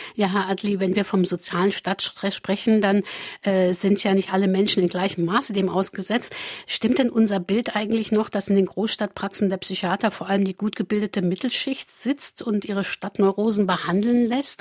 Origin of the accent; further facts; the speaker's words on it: Saarland, Germany; bei uns im Saarland